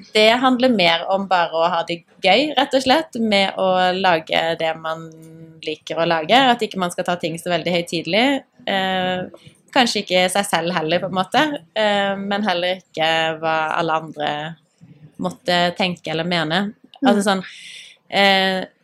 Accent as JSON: {"language": "Norwegian", "town": "Grimstad", "region": "Agder", "country": "Norway", "tie": "born or raised there", "also_born_or_lived": "Engeløya", "moved": "yes", "said": "vi har vokst opp i samme gate. Mm. Og så, etter at jeg flytta fra Grimstad"}